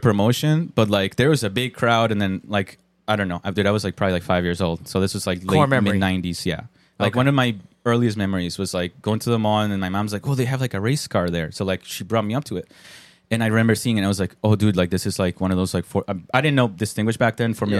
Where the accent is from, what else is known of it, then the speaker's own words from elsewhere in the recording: Colombia; moved away; I'm Colombian.